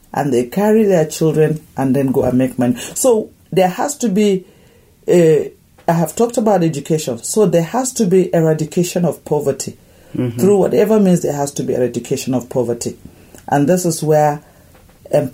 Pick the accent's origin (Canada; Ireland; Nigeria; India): Nigeria; moved away